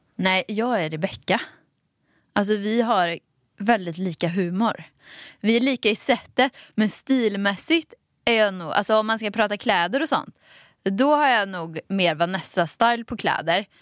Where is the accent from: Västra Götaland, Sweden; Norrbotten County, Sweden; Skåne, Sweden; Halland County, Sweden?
Västra Götaland, Sweden; Dalsland; accent: Dalsland dialect; moved away; Dalslänning. Jag är också från Dalsland